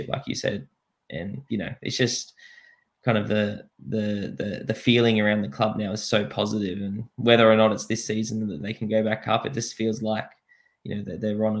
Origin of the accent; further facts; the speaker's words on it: Australia; moved away as an adult; also born or lived in Suffolk, England; go back to Australia, play for my hometown